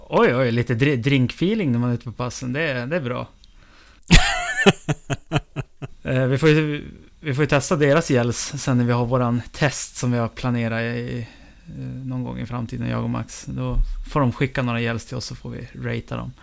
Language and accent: Swedish; Evertsberg, Dalarna County, Sweden; moved away; festvecka hemma i Eversberg